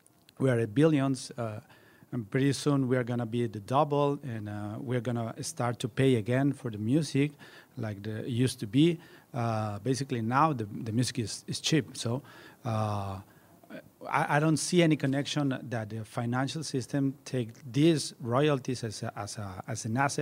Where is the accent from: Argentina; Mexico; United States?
Mexico; I'm from Mexico.